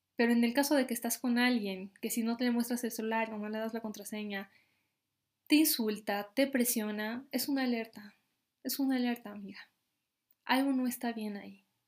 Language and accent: Spanish; Bolivia; mi país, Bolivia